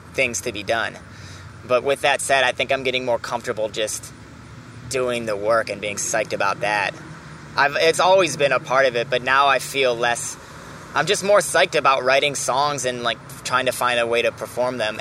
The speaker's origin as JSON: {"language": "English", "town": "Milwaukee", "region": "Wisconsin", "country": "United States", "tie": "born or raised there", "also_born_or_lived": "Los Angeles", "moved": "as an adult", "lives_now": "New York, United States", "said": "I'm from Milwaukee"}